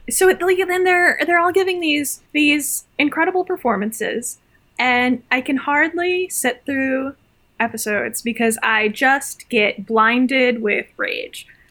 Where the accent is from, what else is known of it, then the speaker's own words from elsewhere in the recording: Midwest, United States; growing up in the Midwest